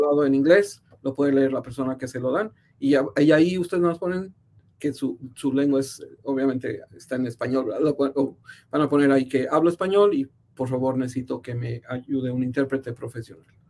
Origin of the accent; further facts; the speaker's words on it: San Luis Potosí, Mexico; moved away as an adult; also born or lived in Mexico City / San Francisco; now in Kansas City, United States; yo nací en la Ciudad de México, pero crecí en San Luis Potosí, en el centro de, México